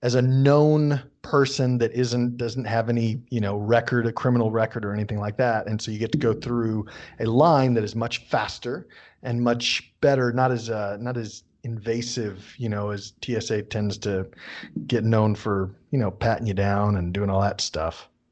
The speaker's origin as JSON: {"language": "English", "country": "United States", "accent": "American English", "said": "I'm an American speaking American English"}